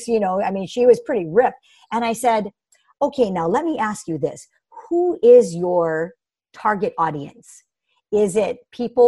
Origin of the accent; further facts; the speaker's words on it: Hawaii, United States; also born or lived in Bay Area, California; I'm born and raised in Hawaii and have been here my entire life.